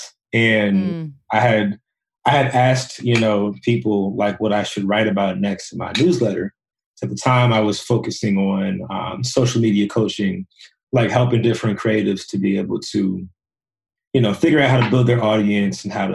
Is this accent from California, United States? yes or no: no; Woodbridge, Virginia, United States; I'm from Woodbridge, Virginia, which is like an hour south of DC